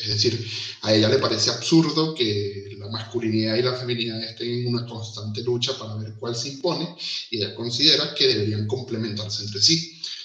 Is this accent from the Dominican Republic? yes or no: no; Venezuela; moved away as an adult; now in Uruguay; Yo soy venezolano, seguro se me nota en esto